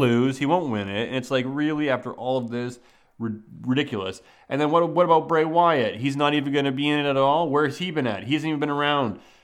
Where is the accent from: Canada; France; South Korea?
Canada; growing up in Canada